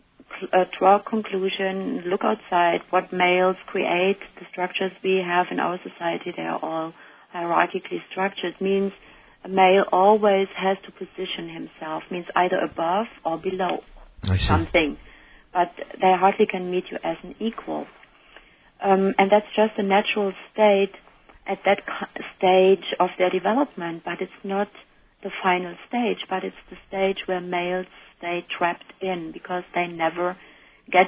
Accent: Germany; now in United States; I'm coming from Germany, and Germans are called to be rude or said to be rude

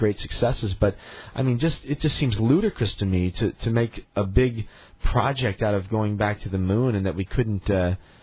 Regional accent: United States; as an American

